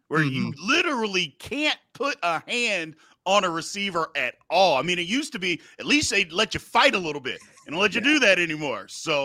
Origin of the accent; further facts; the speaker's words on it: Louisville, Kentucky, United States; also born or lived in Kansas City; now in Dallas, United States; I grew up in Louisville.